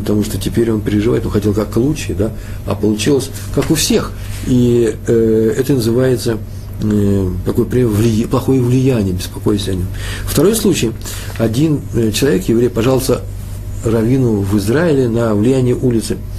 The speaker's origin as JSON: {"language": "Russian", "country": "Russia", "moved": "yes", "said": "я же из России, я из того мира"}